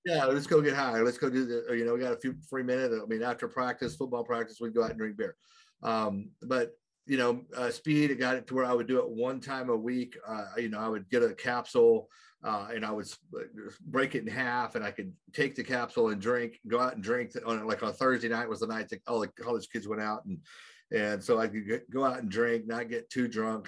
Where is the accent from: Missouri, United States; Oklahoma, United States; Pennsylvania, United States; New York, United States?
Oklahoma, United States; I grew up in a very small town in Oklahoma, which is way over here in the United States